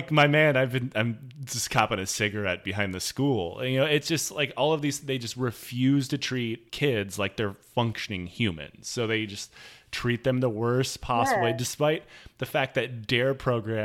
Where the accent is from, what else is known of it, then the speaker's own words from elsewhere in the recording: Detroit, Michigan, United States; moved away; also born or lived in Seattle; being from Detroit